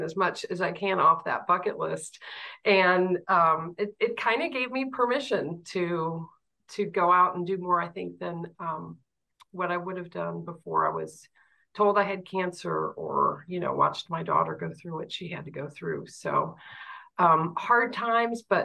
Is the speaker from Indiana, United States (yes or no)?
yes; Fort Wayne, Indiana, United States; I grew up in Fort Wayne and had a wonderful family.